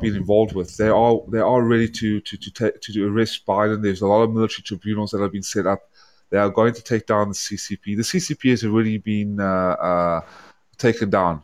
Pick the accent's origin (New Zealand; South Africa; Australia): South Africa; also born or lived in Atlanta, Georgia; now in United States; I was born in South Africa because my family fled the, the Hungary and and Odessa from Eastern Europe when the Nazis invaded. So I ended up being born in South Africa, and then I moved in 1995 to Atlanta, Georgia